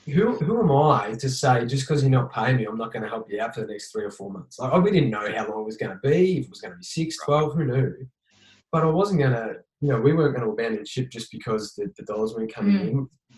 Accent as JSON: {"language": "English", "region": "Victoria", "country": "Australia", "lives_now": "Queensland, Australia", "said": "like I moved up here to Queensland from Victoria originally"}